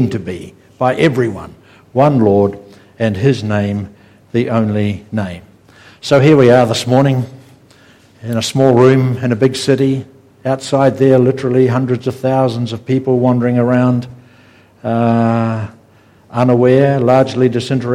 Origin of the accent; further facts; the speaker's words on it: New Zealand; We're from New Zealand.